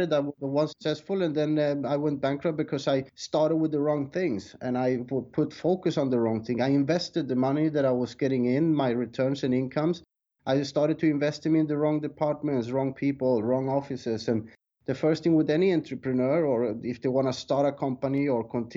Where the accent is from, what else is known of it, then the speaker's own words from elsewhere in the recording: Sweden; moved away as an adult; also born or lived in South America; now in Thailand; I was born in South America but raised in Sweden. And I left Sweden when I was 20 years old